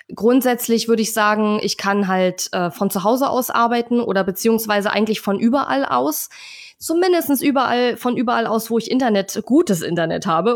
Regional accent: Germany; als Deutscher

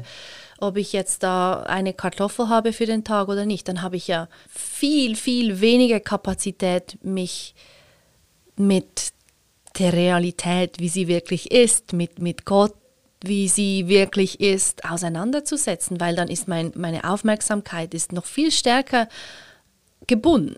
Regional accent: Switzerland; ich schon in der privilegierten Situation bin, Schweizerin bin

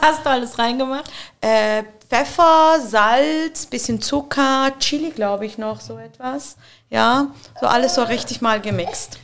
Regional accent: Muttenz, Basel-Landschaft, Switzerland; ich komme auch aus Basel und ich bin in Basel geboren, also in Muttens, ich bin so eine richtige Muttenserin

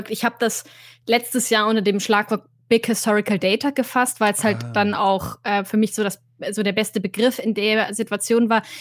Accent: Bavaria, Germany; das heißt, ich habe zu einem guten Teil meiner Kindheit in Oberbayern ähm, oh. verbracht und einen anderen guten Teil in Oberfranken.

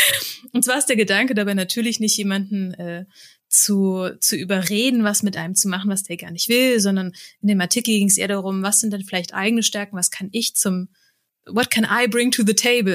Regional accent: Rheingau, Hesse, Germany; im Rheingau, da wo ich herkomme

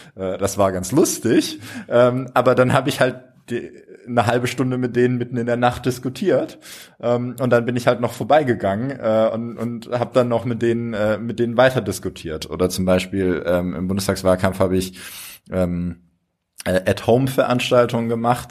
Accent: Freiburg, Baden-Württemberg, Germany; now in Heidelberg, Germany; ich komme aus Freiburg

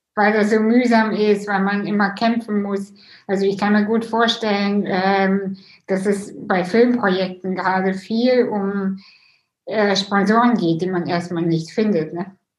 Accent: Russia; moved away; ich bin ja selber auch äh, Russin

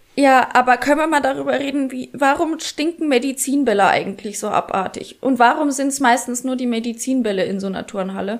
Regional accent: Bad Kissingen, Bavaria, Germany; ich bin äh, am Rande von Bad Kissingen groß geworden

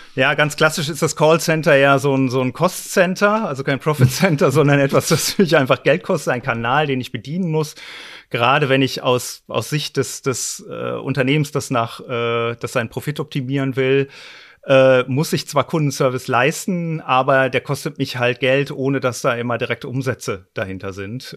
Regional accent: North Rhine-Westphalia, Germany; Ich komme dummerweise aus Westfalen

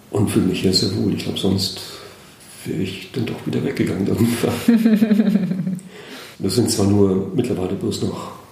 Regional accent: Schleswig-Holstein, Germany; Gewohnt habe ich immer in Schleswig-Holstein, ja. Geboren in Gelenkhusen, also hier

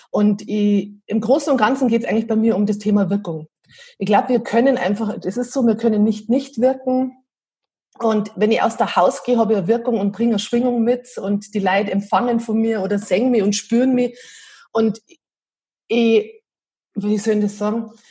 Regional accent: Piding, Bavaria, Germany; also born or lived in Munich; Also wir wohnen am Berchtesgadener Land und ich habe ganz lange in München gelebt, 14 Jahre und bin ähm, aus Heimweh wieder heimgezogen, weil es daheim einfach total schön ist

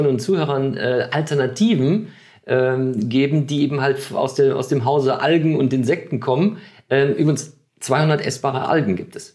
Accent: Germany; wir also, als Deutsche

